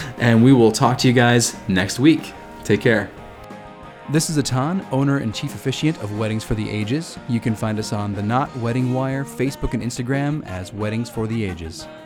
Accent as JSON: {"language": "English", "town": "Bowling Green", "country": "United States", "tie": "born or raised there", "said": "my hometown, Bowling Green."}